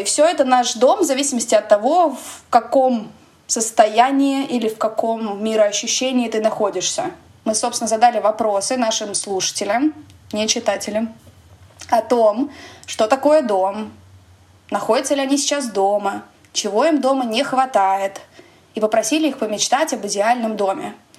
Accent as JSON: {"language": "Russian", "region": "Moscow", "country": "Russia", "tie": "born or raised there", "moved": "as an adult", "said": "квартиры, в которой я росла в Москве"}